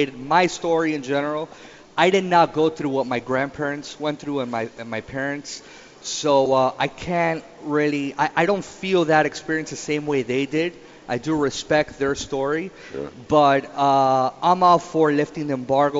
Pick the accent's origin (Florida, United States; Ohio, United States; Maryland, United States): Florida, United States; Miami; I was born in Miami. Okay. My parents are from Cuba